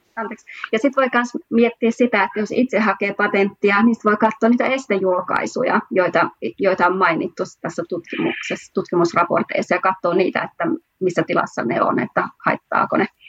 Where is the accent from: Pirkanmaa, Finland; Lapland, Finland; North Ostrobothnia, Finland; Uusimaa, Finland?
North Ostrobothnia, Finland; Oulu; moved away as an adult; now in Munich, Germany; mä oon kotoisin sieltä Suomesta, Oulusta, mutta oon ollut tehnyt tämän koko IPR-urani Saksassa Münchenissä